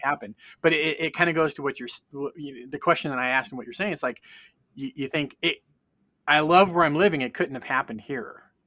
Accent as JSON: {"language": "English", "region": "California", "country": "United States", "tie": "born or raised there", "also_born_or_lived": "Tennessee / Chattanooga", "moved": "as an adult", "said": "my mom's kin are from Kentucky, but I grew up in California"}